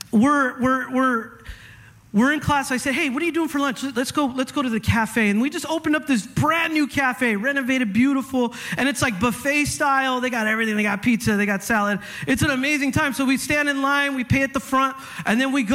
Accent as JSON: {"language": "English", "region": "Northern California", "country": "United States", "tie": "born or raised there", "moved": "yes", "said": "I grew up in California. I'm used to this. Okay. I've gone through some heavy earthquakes in my life. All right, I'm from up north."}